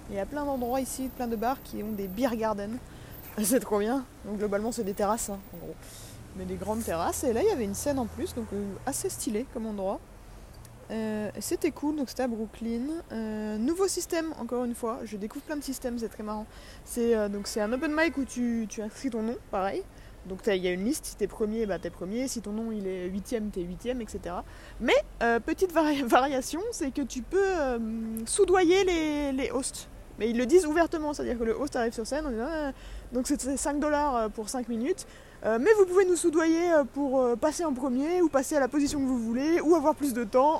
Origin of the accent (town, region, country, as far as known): France